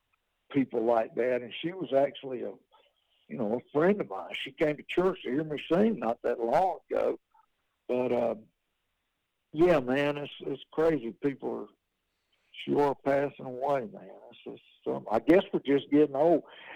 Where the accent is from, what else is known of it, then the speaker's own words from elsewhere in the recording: Georgia, United States; also born or lived in Athens, Georgia; I'm from Athens, Georgia, and I was raised down in South Georgia. My daddy moved us down there. My family are farmers.